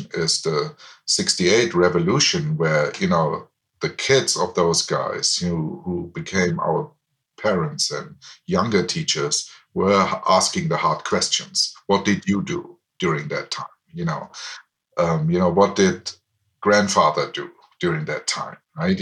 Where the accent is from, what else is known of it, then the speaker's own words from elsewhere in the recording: Aschaffenburg, Bavaria, Germany; English is a second language; moved away as an adult; also born or lived in Heidelberg, Germany; I was born in Germany in a town called Aschaffenburg, which is close to Frankfurt in the West.